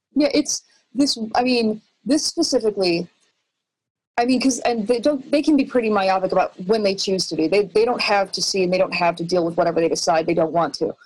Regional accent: Chicago, Illinois, United States; now in Austin, United States; I'm from Chicago.

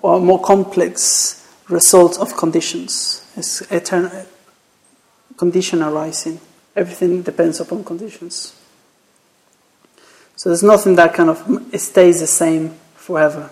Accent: Mexico; English is a second language; moved away; I'm from Mexico, so that... my accent

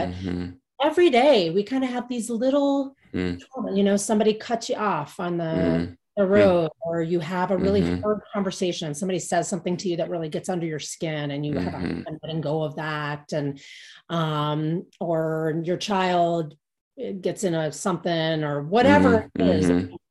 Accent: Cincinnati, Ohio, United States; now in Boulder, United States; I grew up in the Midwest too, but not. And where was that? Cincinnati.

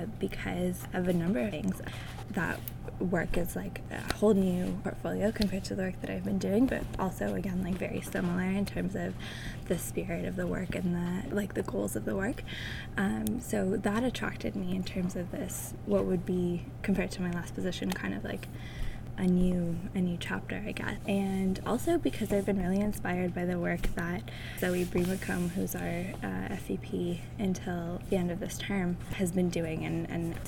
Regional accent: Ottawa, Ontario, Canada; now in Halifax, Canada; I'm from Ottawa.

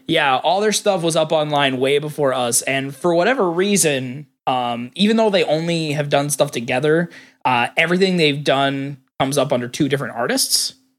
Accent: United States; I grew up in, I grew up in Hick Town, U S A.

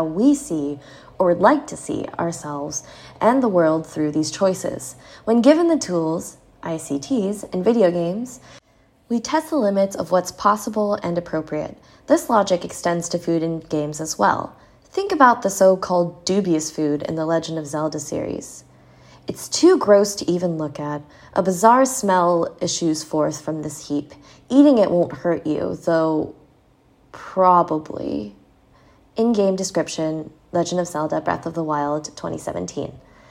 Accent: Germany; I don't get all of them because I am from Germany

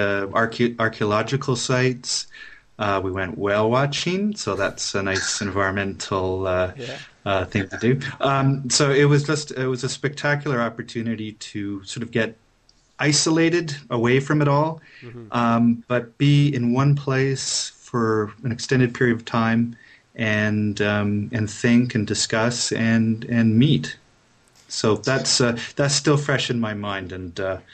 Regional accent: Ottawa, Ontario, Canada; here in Ottawa, where I grew up.

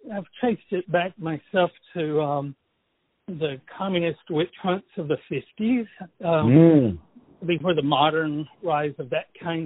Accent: Deep South, United States; I'm from the South, the deep South, and I've heard people talking like

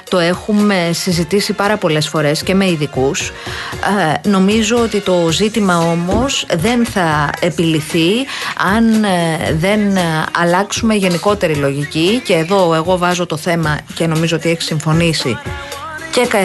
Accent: Istiaia, Central Greece, Greece; Το ξέρω επειδή ούτε εγώ μπορώ να πάω στο χωριό μου για την Ιστιαία.

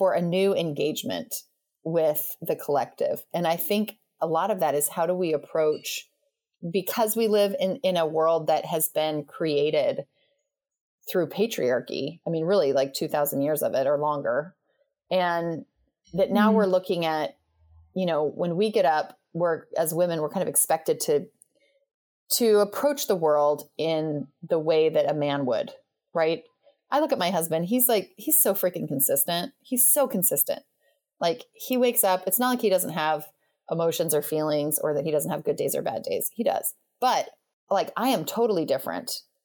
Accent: Western United States, United States; where we were raised in the Western United States

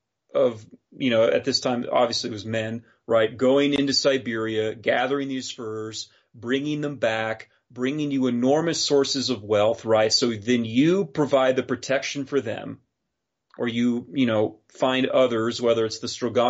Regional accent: Wyoming, United States; my home state, Wyoming

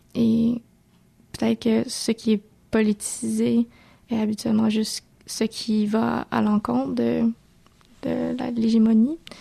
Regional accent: Montreal, Quebec, Canada; si je disais Montréal

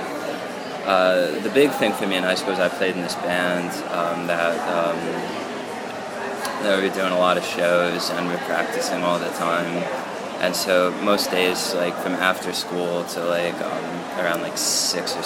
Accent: Reading, Pennsylvania, United States; I was born in Reading, Pennsylvania, which is a great place to be born. You know, I was born in a hospital. It's like 5 minutes from where I live now.

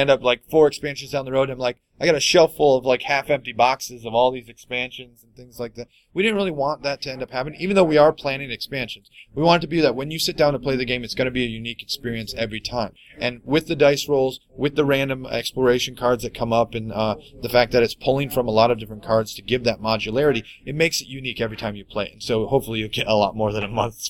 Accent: Lapeer, Michigan, United States; We're from Michigan. We're in the Lapeer area, actually

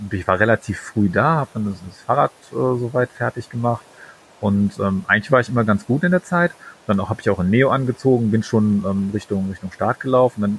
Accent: Aachen, North Rhine-Westphalia, Germany; ich komme aus Aachen und Maastricht ist ja, weiß ich nicht, Luftlinie irgendwie 40 Kilometer von hier

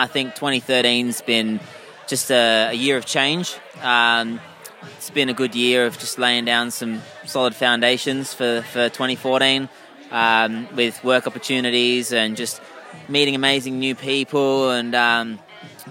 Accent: Perth, Western Australia, Australia; also born or lived in United Kingdom; I'm a UK born guy, but grew up here, like, since I was, you know, 3 years old

